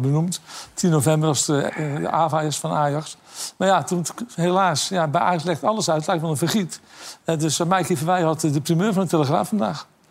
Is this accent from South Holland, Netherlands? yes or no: yes; Rotterdam, South Holland, Netherlands; Ik ben Rotterdammer natuurlijk.